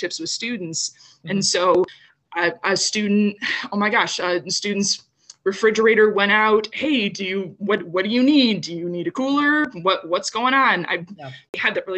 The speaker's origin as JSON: {"language": "English", "town": "Downers Grove", "region": "Illinois", "country": "United States", "tie": "born or raised there", "said": "I grew up in Downers Grove, which is another suburb of Western Chicago"}